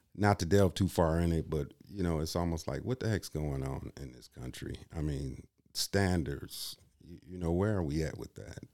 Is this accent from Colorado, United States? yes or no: no; Kenosha, Wisconsin, United States; also born or lived in Illinois; now in Green Bay, United States; I'm originally from Illinois. I grew up in Kenosha, Wisconsin.